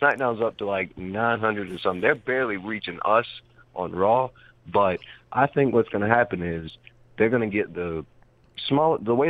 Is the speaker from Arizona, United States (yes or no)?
no; Georgia, United States; I've been here in Georgia 20-plus years of my life. I'm 24 now.